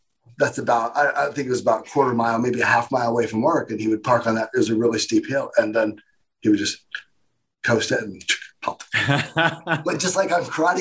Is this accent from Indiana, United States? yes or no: yes; Indiana, United States; also born or lived in Nashville, Tennessee; I grew up in Indiana